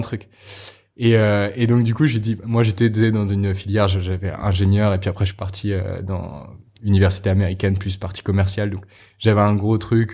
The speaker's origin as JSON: {"language": "French", "region": "Normandy", "country": "France", "tie": "born or raised there", "said": "J'ai grandi, j'ai grandi en France, en Normandie"}